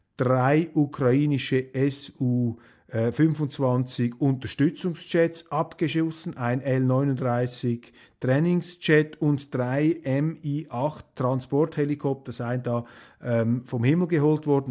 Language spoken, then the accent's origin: German; Switzerland; als Schweizer